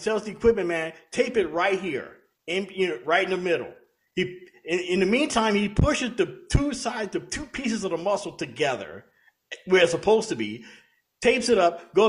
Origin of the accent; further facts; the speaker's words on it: Louisiana, United States; As a kid growing up in Louisiana, like I did, we didn't get a lot of exposure to hockey